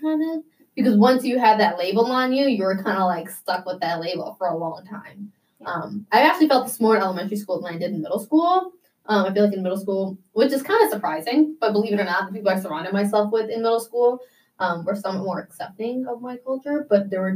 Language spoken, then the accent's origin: English; Vernon Hills, Illinois, United States; I was born and raised in Vernon Hills